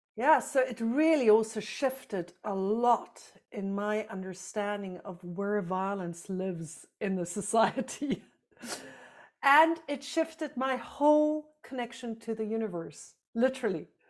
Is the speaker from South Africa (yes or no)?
yes; South Africa; moved away; I grew up in South Africa under apartheid